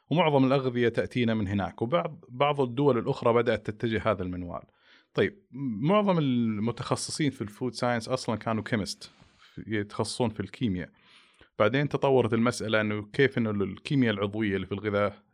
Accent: Saudi Arabia; يمكن عندنا في المملكة العربية السعودية أول التخصص التغذية السريرية

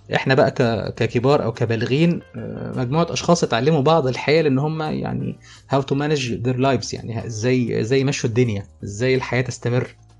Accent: Egypt; عندنا في مصر

